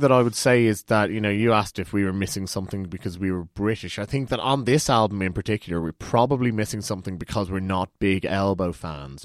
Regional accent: Ireland; we're Irish

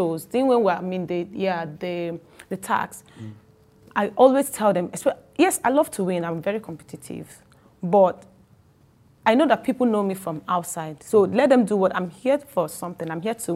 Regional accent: Owerri, Imo, Nigeria; accent: Igbo; my Igbo accent. I was born in Owerri. Mm-hmm. I grew up in Owerri. I schooled in Owerri

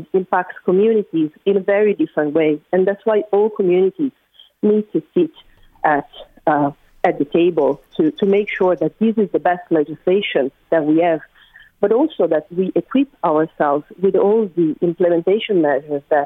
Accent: Italy; English is a second language; now in Dublin, Ireland; I'm from Italy, considering my accent probably. But listen, I live in Dublin

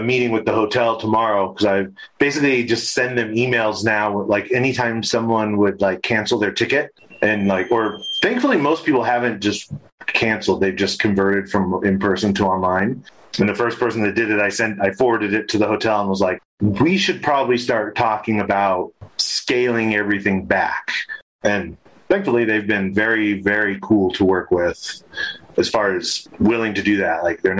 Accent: California, United States; now in Colorado, United States; California. Southern California.

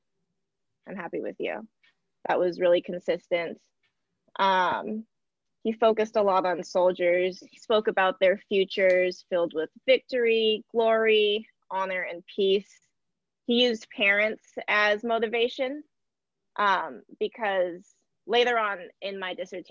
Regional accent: United States; I'm American

